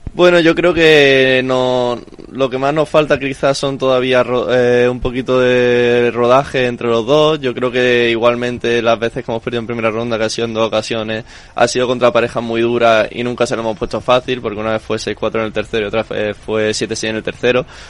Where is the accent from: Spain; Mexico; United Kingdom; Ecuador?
Spain; Málaga, Andalusia; moved away as an adult; also born or lived in Madrid; somos los dos malagueños, nos conocemos desde pequeños